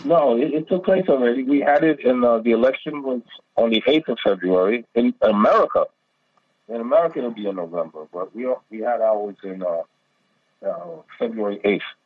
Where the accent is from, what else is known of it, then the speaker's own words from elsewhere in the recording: United States; now in Pakistan; I'm an American